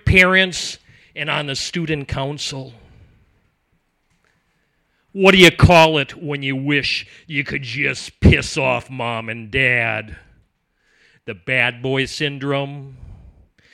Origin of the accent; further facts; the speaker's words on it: just outside of Green Bay, Wisconsin, United States; I am from Wisconsin, just outside of Green Bay